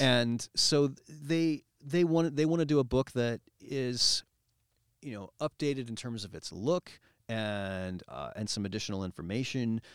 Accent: Cedar Rapids, Iowa, United States; also born or lived in New York; growing up in Cedar Rapids

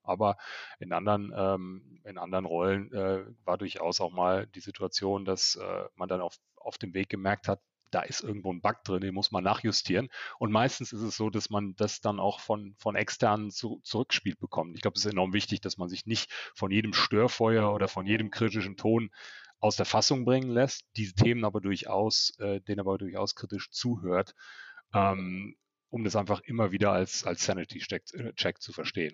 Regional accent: Germany; Wir in Deutschland

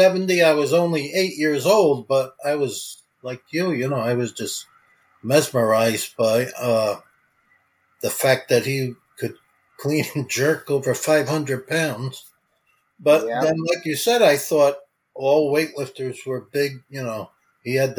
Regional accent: New Jersey, United States; I was from New Jersey

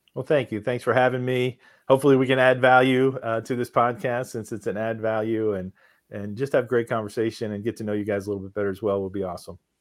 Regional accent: Philadelphia, Pennsylvania, United States; we're from Philadelphia

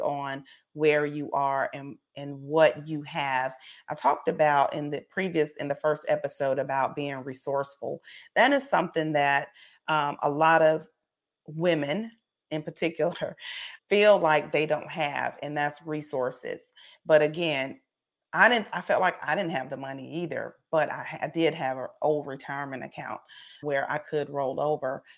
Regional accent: South Carolina, United States; I'm from, I'm from South Carolina

